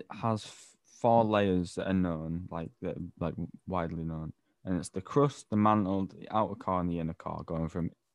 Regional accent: Ireland; I'm Irish

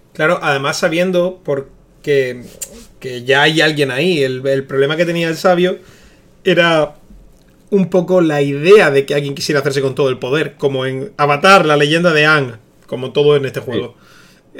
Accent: El Ejido, Andalusia, Spain; de aquí de mi tierra

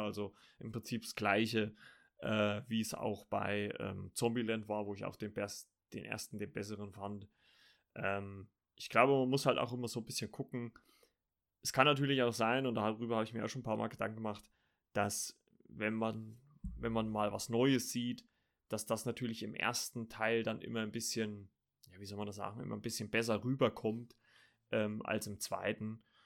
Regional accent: Germany

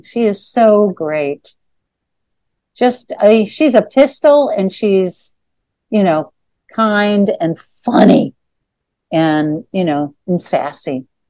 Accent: Chicago, Illinois, United States; so I grew up in Chicago

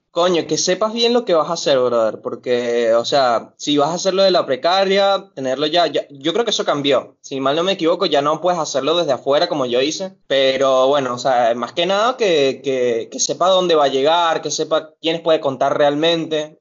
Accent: Venezuela; moved away as an adult; now in Buenos Aires, Argentina; Nos salimos de Venezuela juntos, pero en Brasil, en Manaus, nos separamos

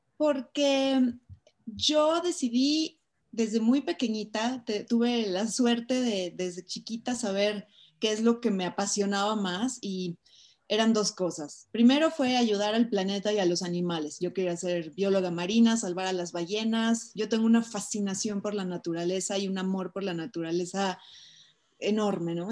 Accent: Mexico; soy una mujer mexicana

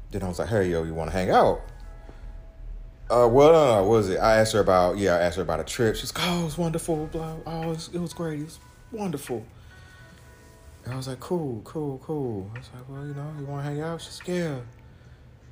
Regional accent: Missouri, United States; I'm from Missouri

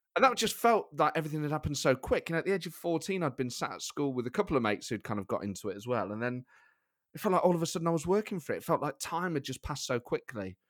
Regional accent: Nottingham, East Midlands, United Kingdom; I grew up in Nottingham with my mum and my sister.

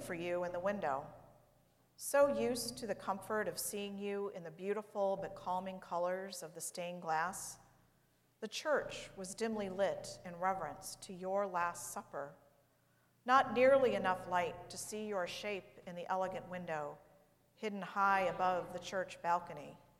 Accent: St. Louis, Missouri, United States; I grew up in St. Louis, which is in the state of Missouri

